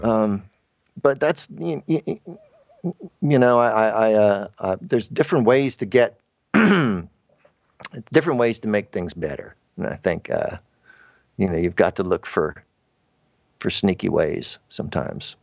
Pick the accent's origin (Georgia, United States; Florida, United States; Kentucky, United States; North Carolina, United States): Florida, United States; Tallahassee; moved away; also born or lived in Atlanta; I'm from Tallahassee